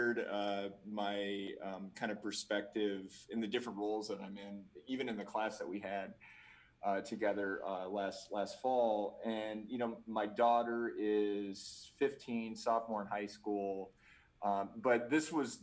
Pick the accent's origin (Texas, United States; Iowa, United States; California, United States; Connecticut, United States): Iowa, United States; Cedar Rapids; moved away as an adult; also born or lived in Kansas; now in Salt Lake City, United States; Cedar Rapids, Iowa area is where I'm from.